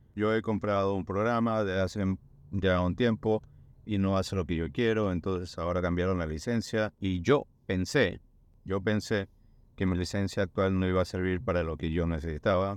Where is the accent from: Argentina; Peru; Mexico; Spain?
Peru; moved away; yo siendo peruano